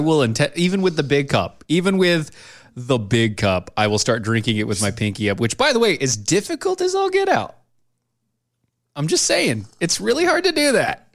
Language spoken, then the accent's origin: English; United States; I'm an American